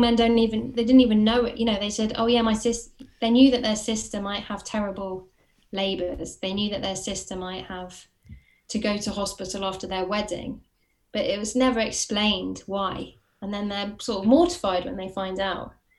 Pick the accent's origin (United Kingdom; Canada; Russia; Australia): United Kingdom; Watford, East of England; moved away as an adult; also born or lived in Camden, London / Hackney, London; now in London, United Kingdom; I'm from Watford, but I live in Camden